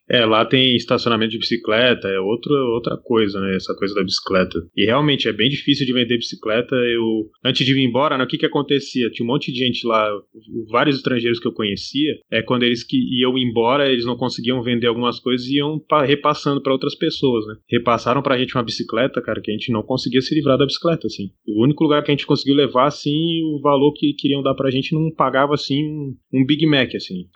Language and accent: Portuguese; Brazil; Lá de onde eu venho no Brasil